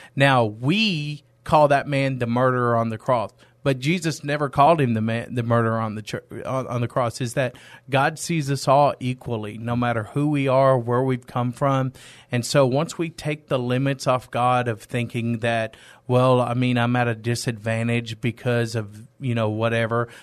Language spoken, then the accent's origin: English; East Texas, United States; moved away as an adult; now in San Antonio, United States; I'm originally from East Texas. I've been in San Antonio for ten years.